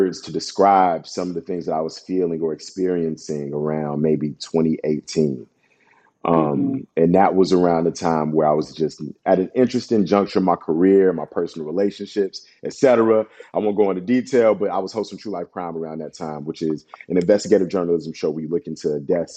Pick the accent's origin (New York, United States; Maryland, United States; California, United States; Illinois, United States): Illinois, United States; Chicago; I'm Ghanaian from the city of Chicago